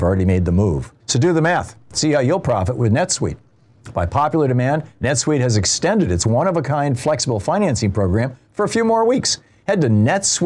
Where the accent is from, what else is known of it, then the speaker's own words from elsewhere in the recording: Lansing, Michigan, United States; in Lansing, Michigan, my hometown.